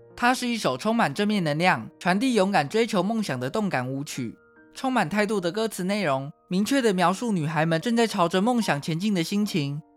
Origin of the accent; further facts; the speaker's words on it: Taiwan; 台湾是一块宝岛，同时也是我们的家乡